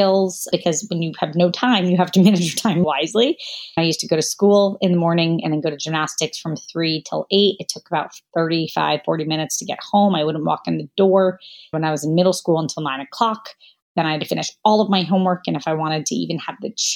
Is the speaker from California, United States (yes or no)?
no; Jacksonville, Florida, United States; also born or lived in Kentucky; my parents moved to Jacksonville, Florida when I was 8 months old. So as far as I know, I really born and raised essentially in Florida